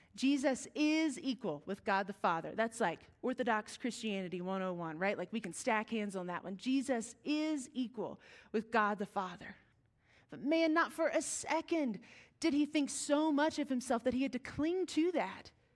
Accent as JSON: {"language": "English", "region": "West Virginia", "country": "United States", "said": "We are from West Virginia."}